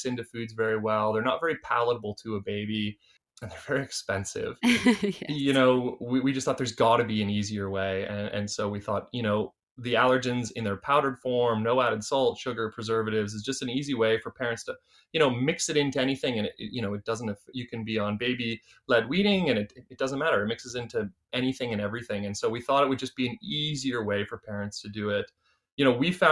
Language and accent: English; Canada; accent: Canadian; now in Australia; my accent is Canadian